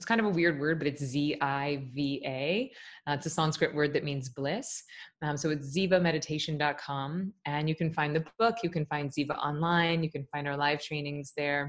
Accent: Tallahassee, Florida, United States; also born or lived in New York; I'm from Tallahassee, Florida. I teach in my hometown

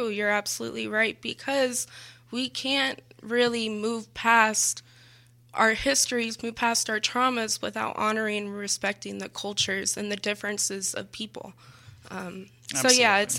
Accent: Texas, United States; now in Houston, United States; I came from Central Texas.

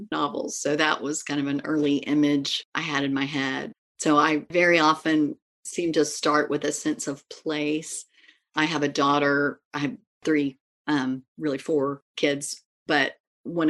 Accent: East Tennessee, United States; also born or lived in Washington, D.C.; I was born in Washington, D.C., right in the heart of the city, but moved at age 5. So grew up in East Tennessee

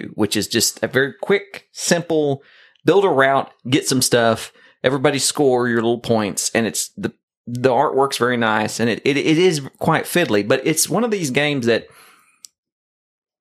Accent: the South, United States; I'm from the South

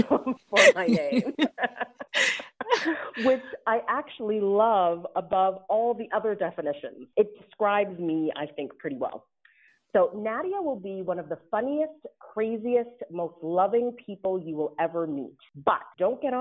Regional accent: Ottawa, Ontario, Canada; moved away as an adult; now in Atlanta, United States; I was born and raised in Ottawa, Ontario, to two parents who immigrated to Canada when they were teenagers

